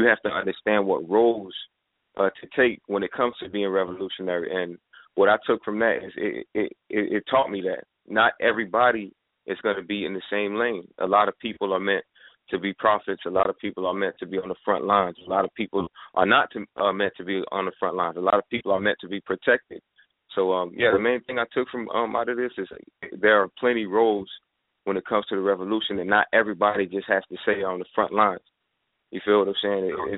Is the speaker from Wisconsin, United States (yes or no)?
no; Florida, United States; I'm from South Florida. You know what I'm saying? I'm 24 years old. Just turned 24 this year.